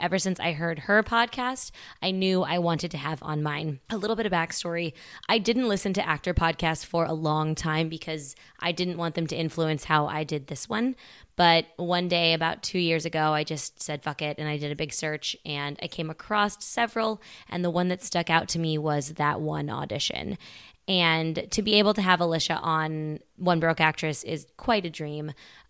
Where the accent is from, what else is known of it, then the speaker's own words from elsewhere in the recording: Midwest, United States; I grew up all over the Midwest.